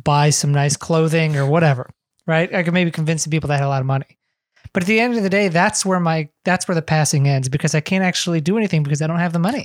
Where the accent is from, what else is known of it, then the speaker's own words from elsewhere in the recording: Ohio, United States; we both grew up in America, we grew up in the Midwest